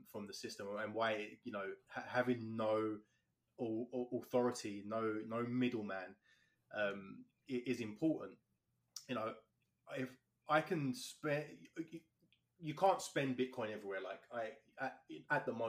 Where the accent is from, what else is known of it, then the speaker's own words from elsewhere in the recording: London, United Kingdom; now in Canada; I'm from London, England, born and raised there. All my family live there still.